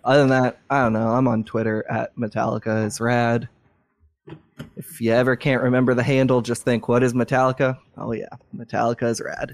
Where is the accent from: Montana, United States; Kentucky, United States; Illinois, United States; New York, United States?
Kentucky, United States; Louisville; my hometown, Louisville, Kentucky, the greatest city and the greatest state on earth